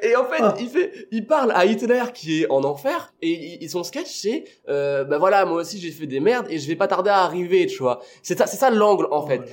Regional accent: Réunion; now in Toulouse, France; j'ai grandi à La Réunion, parce que je suis né là-bas, j'ai grandi, toute ma famille est là-bas

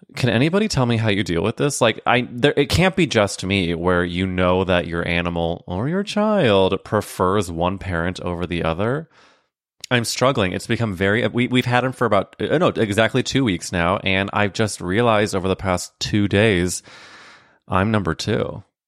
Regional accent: St. Louis, Missouri, United States; I'm from Saint Louis

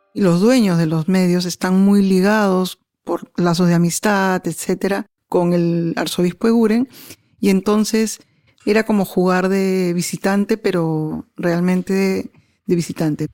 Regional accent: Peru; mi país

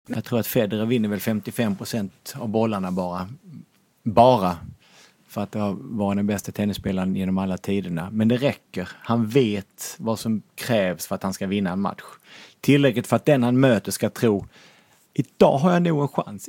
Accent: Lund, Skåne, Sweden; now in Norrköping, Sweden; jag är uppvuxen i radhusområde i Lund

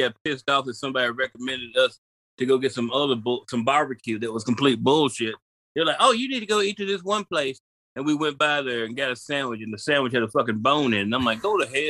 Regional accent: Memphis, Tennessee, United States; I'm from Memphis, man.

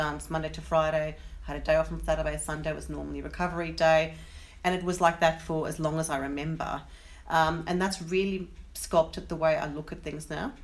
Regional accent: Johannesburg, Gauteng, South Africa; I grew up in South Africa, in Johannesburg

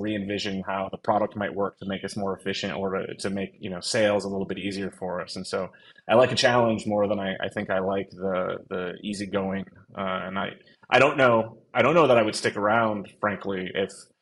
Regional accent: outside of Buffalo, New York, United States; I was born in December, outside of Buffalo, New York.

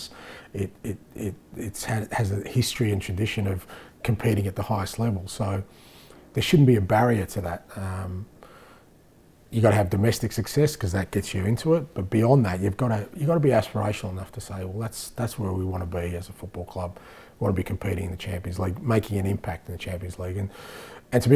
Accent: Australia; moved away as an adult; now in Scotland; we grew up in Australia where we fell in love with this game

